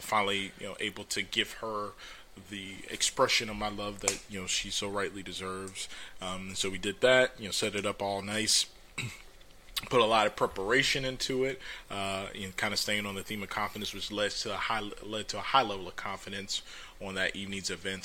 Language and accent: English; Orlando, Florida, United States; I was born and raised in Orlando.